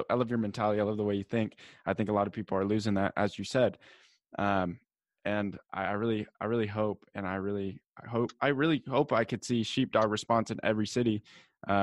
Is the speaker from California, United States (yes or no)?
yes; San Diego, California, United States; San Diego where I'm from